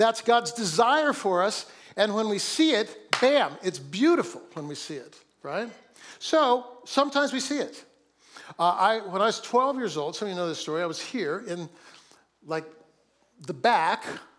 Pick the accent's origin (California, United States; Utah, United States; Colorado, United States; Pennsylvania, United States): California, United States; Oakland; born there; I was born in Oakland, but teams come and go as well.